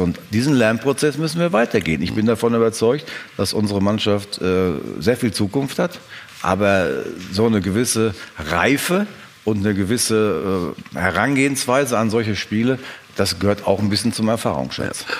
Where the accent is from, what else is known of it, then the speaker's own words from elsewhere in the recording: North Rhine-Westphalia, Germany; Wir kommen ja beide gebürtig aus Westfalen, da sind die Leute etwas realistischer als in anderen Regionen